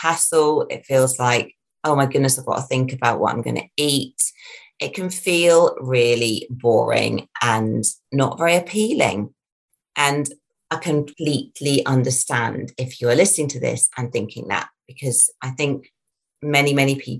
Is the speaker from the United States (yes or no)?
no; United Kingdom; being a British person